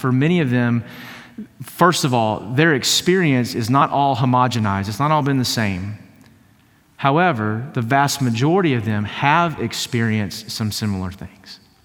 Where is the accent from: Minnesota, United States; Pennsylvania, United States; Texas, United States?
Texas, United States; East; I grew up in East Texas